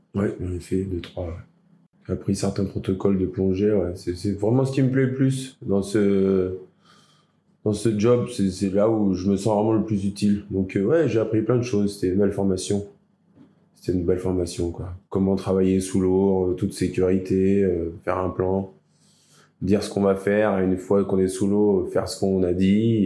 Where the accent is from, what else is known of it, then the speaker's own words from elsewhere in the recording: La Cotinière, Nouvelle-Aquitaine, France; J'ai grandi à la Cotinière.